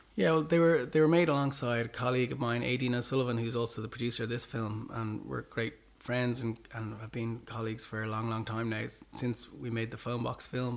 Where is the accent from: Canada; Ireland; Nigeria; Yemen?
Ireland; as Irish people